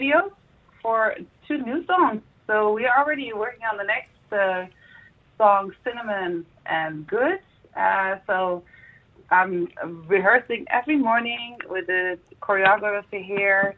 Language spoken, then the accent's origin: English; Netherlands; moved away as an adult; also born or lived in United States; now in Dubai, United Arab Emirates; my home country, the Netherlands